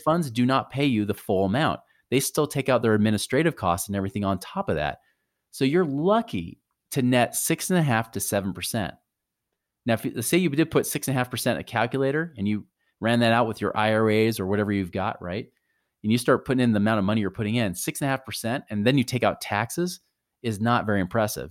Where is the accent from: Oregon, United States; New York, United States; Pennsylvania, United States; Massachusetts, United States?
Oregon, United States; near Portland; I grew up near Portland, Oregon